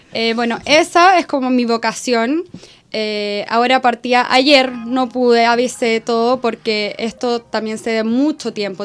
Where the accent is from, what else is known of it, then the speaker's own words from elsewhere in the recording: Chile; como chilena